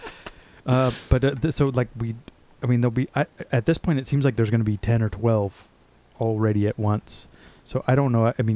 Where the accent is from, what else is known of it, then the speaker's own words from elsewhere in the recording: Texas, United States; I'm from Texas, so I can talk to him a little bit about